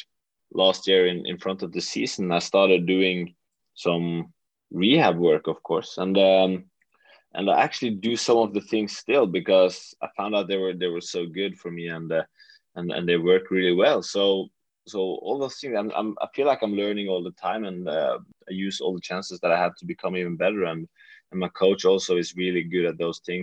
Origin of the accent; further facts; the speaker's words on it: Western Norway, Norway; moved away as an adult; now in Oslo, Norway; I'm from a very, very small place in the western part of Norway